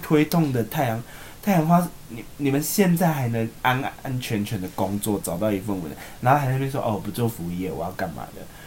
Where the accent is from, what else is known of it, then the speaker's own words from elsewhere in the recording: Tainan, Taiwan; moved away; 我们台南人